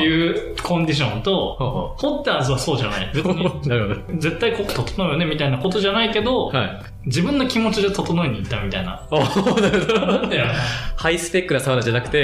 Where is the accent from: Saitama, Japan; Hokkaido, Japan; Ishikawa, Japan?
Ishikawa, Japan; moved away; 僕、地元が石川県なんですけど